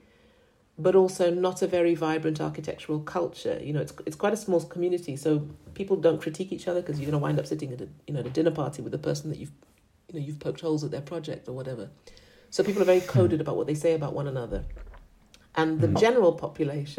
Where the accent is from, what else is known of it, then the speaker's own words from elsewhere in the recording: Accra, Greater Accra, Ghana; moved away; also born or lived in United Kingdom / New York, United States; I'm from Accra. That's where I grew up.